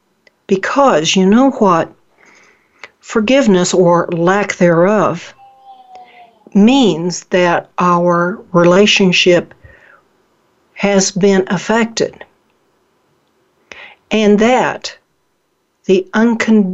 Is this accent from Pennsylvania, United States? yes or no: no; Oklahoma, United States; moved away; I'm originally from Oklahoma.